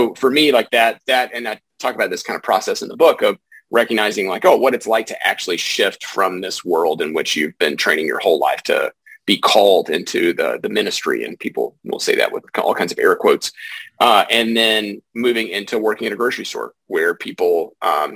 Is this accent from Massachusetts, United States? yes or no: no; East Tennessee, United States; I grew up in the Southeast in East Tennessee